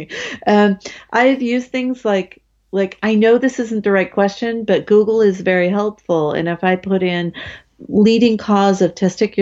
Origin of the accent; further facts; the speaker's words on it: United States; as an American